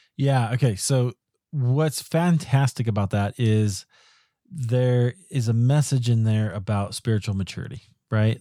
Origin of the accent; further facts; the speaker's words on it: Iowa, United States; now in Colorado, United States; I grew up in Iowa